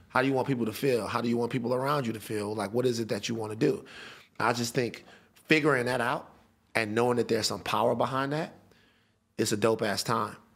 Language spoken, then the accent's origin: English; Baton Rouge, Louisiana, United States; I'm from Baton Rouge